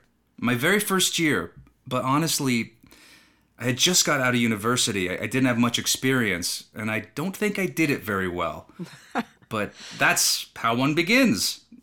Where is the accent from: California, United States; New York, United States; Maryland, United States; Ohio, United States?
California, United States; also born or lived in Mexico; So I grew up in Ventura County in a really small community, a very small town. It was a village that was very agricultural.